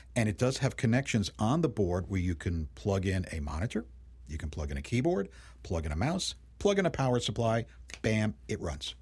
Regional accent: New York City, New York, United States; when I was a kid growing up in Brooklyn and Queens in New York City

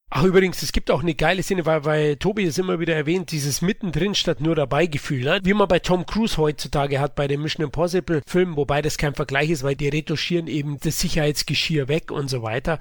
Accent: Bavaria, Germany; accent: Bavarian; meinem bayerischen Dialekt

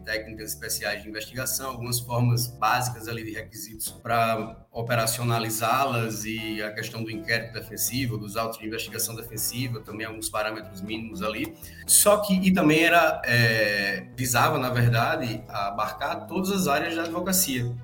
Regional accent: Rio Grande do Norte, Brazil; now in Rio Grande do Sul, Brazil; Eu tô, eu tô no Rio Grande do Sul, mas eu sou do Rio Grande do Norte

